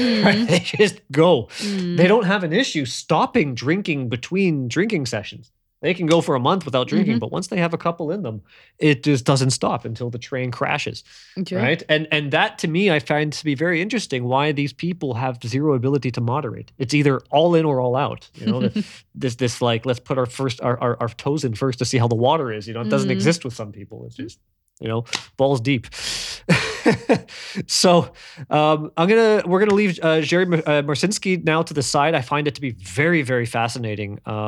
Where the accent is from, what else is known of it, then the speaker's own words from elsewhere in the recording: Ontario, Canada; So I grew up in Canada, right? In Southern Ontario.